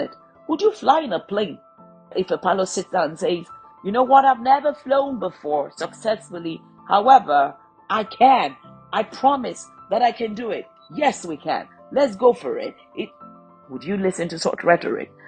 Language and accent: English; Nigeria; I come from the Federal Republic of Nigeria